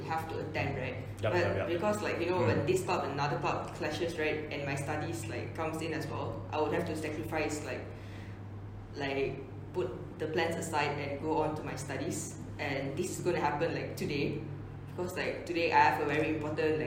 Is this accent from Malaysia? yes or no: yes; Penang, Malaysia; I'm from Penang.